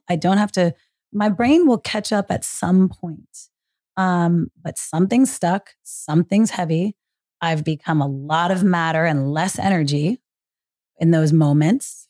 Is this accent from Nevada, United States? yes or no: no; Marin County, Northern California, United States; Growing up in Marin County, Northern California